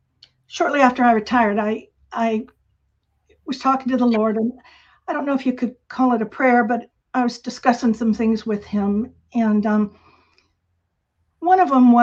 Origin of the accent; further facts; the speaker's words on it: Turkey; moved away; also born or lived in Tampa, Florida, United States; Well, I was born in Tampa, Florida. My dad was in the Air Force, and so we moved around a lot, and I spent my formative years in Turkey